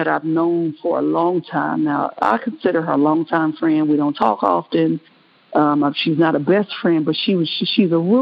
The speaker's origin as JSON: {"language": "English", "town": "Kansas City", "region": "Missouri", "country": "United States", "said": "I'm from Kansas City, Missouri"}